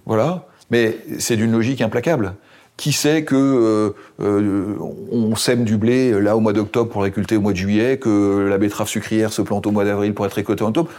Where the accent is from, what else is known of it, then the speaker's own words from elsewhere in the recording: Seine-et-Marne, Île-de-France, France; chez moi en Seine-et-Marne